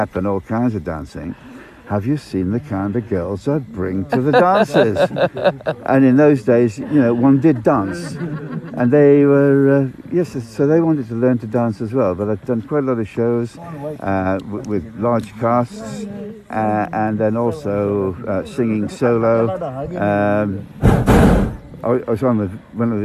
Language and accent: English; Northumberland, North East England, United Kingdom; moved away as an adult; also born or lived in Sweden / Bermuda; now in South Africa; I was born in Northumberland, England, where the porridge comes from